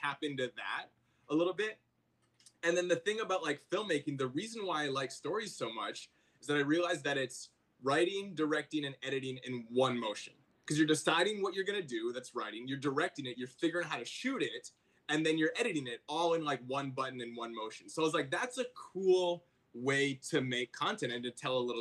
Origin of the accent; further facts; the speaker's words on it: Vancouver, British Columbia, Canada; now in United States; So I'm from Vancouver, Canada, originally.